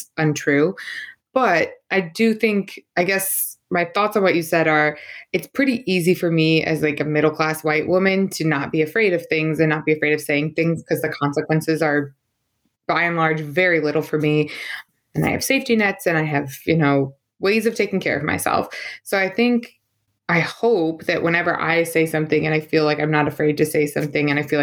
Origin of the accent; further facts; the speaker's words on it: St. Louis, Missouri, United States; moved away; It was in my hometown